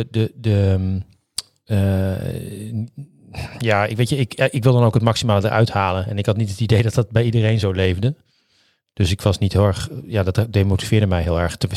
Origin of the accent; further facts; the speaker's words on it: Assen, Drenthe, Netherlands; also born or lived in Groningen; Dus ik ben ah. geboren in Groningen, opgegroeid in Assen.